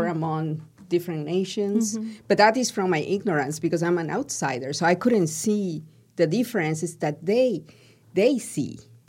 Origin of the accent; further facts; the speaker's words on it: Peru; I'm from Peru.